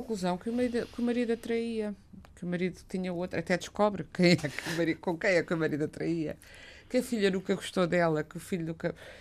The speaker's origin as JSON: {"language": "Portuguese", "country": "Portugal", "tie": "born or raised there", "said": "quando eu era criança em Portugal"}